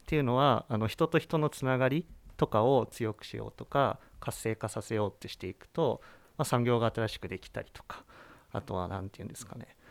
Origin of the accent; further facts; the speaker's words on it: Chiba, Japan; now in Nikaho, Japan; 出身は千葉県千葉市です